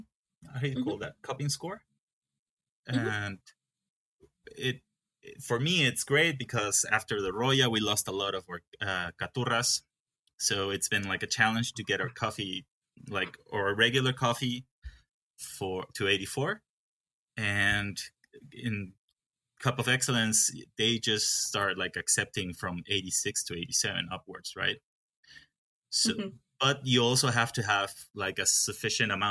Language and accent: English; Peru; English is a second language; also born or lived in Guatemala / Germany; I grew up in Peru, a little bit in Guatemala, and then I went 2 years to Germany to study.